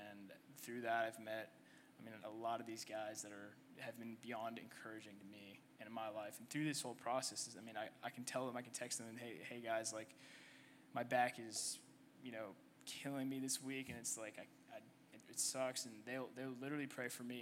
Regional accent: Canada; also born or lived in Egypt; now in United States; I was born in Egypt. Um, I lived there for two years, and my family decided to uh, move to Canada

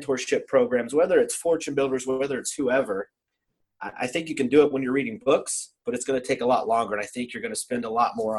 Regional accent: Indiana, United States; now in Columbus, United States; I grew up in Indiana

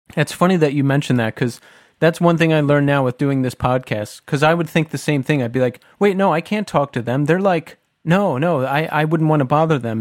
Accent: Bucks County, Pennsylvania, United States; Tommy and I are from Bucks County, Pennsylvania, which is just south of Philadelphia

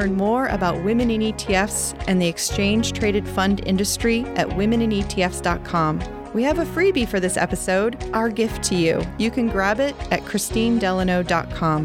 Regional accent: Maine, United States; my home state, the dramatically beautiful Maine

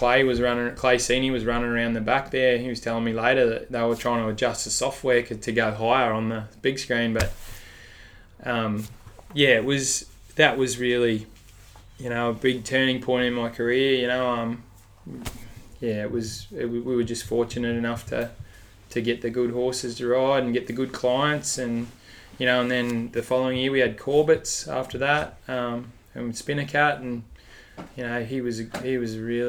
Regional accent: Mansfield, Victoria, Australia; moved away; also born or lived in United States; I grew up in Mansfield down in the high country there, down near Mount Buller.

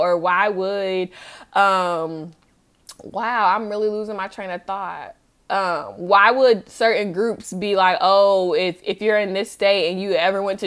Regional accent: Charlotte, North Carolina, United States; I'm from Charlotte, obviously, you know, from going to college there and everything

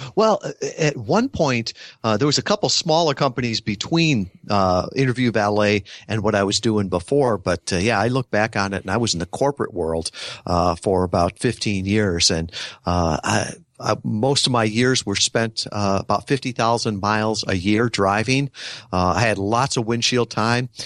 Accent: Midwest, United States; I grew up in the Midwest

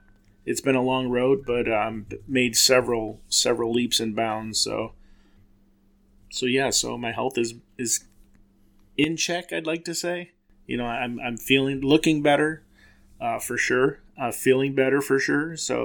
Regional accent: Silvis, Illinois, United States; I grew up in Silvis, Illinois.

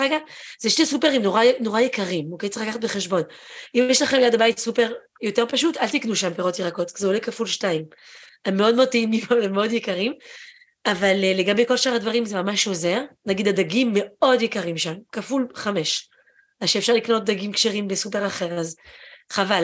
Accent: France; also born or lived in Israel; now in Japan; גדלתי בצרפת, כשהייתי קטנה

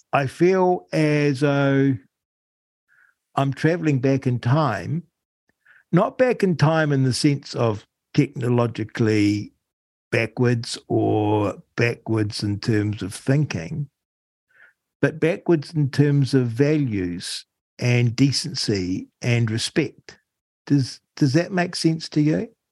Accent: Rangiora, Canterbury, New Zealand; also born or lived in Auckland / Wellington; now in Arrowtown, New Zealand; I grew up in Rangiora, just north of Christchurch, and then I shifted to Auckland and then spent time obviously in Wellington

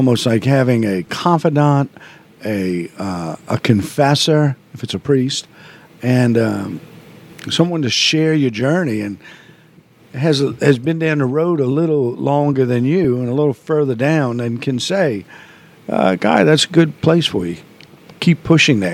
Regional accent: New Orleans, Louisiana, United States; being Irish Catholic in New Orleans

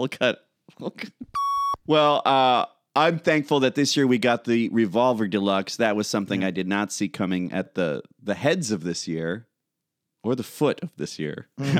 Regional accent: Addison, Illinois, United States; moved away; my hometown of Addison, Illinois.

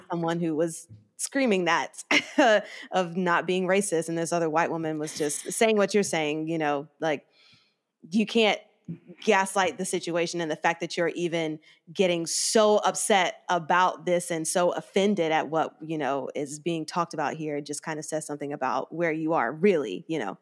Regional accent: the South, United States; growing up in the South

